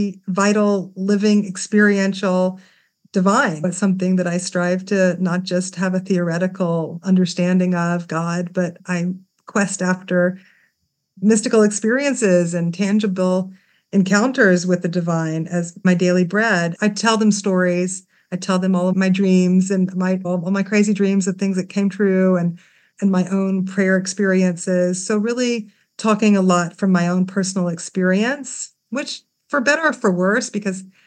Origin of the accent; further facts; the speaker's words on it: Memphis, Tennessee, United States; now in Jerusalem, Israel; I grew up in Memphis, Tennessee